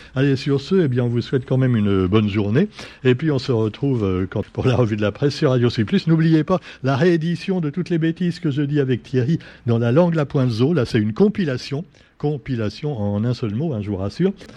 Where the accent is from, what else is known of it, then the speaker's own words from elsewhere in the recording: Réunion; chez nous à La Réunion